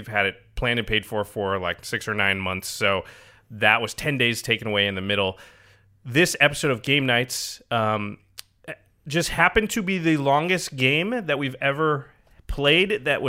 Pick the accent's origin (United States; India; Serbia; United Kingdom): United States; Portland, Oregon; moved away; I grew up in Portland, and Trailblazers fans hate the Lakers. Like, we're born and raised that way.